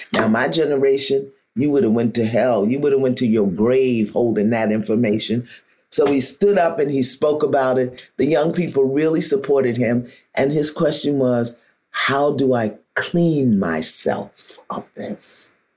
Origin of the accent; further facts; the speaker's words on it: New York City, New York, United States; I'm from Brooklyn